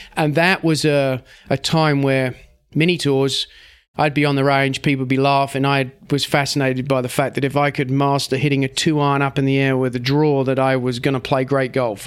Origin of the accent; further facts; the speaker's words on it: England, United Kingdom; as an English person